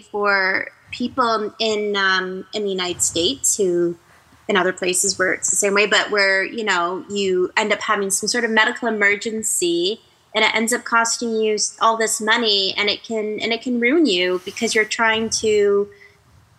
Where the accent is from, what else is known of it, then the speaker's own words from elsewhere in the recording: Canada; I'm Canadian